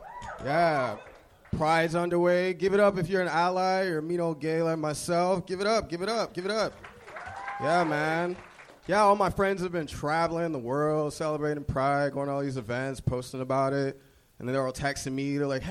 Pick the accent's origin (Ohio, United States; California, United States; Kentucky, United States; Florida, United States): Florida, United States; now in Los Angeles, United States